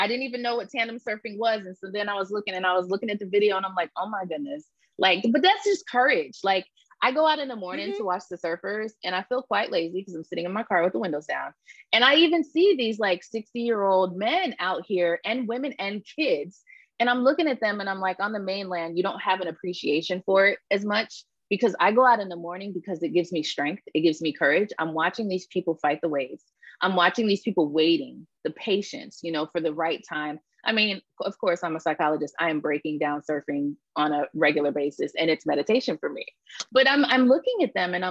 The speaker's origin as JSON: {"language": "English", "region": "Florida", "country": "United States", "moved": "yes", "said": "I'm from Florida. And so I've been wanting to go home"}